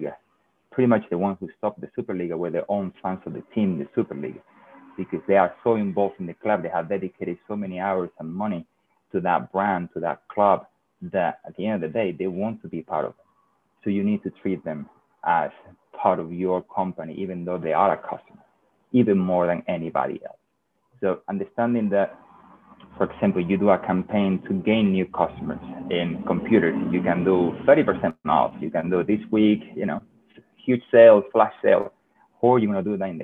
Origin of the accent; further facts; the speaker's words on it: Seville, Andalusia, Spain; English is a second language; moved away as an adult; also born or lived in London; I'm a Real Betis fan because I'm from Sevilla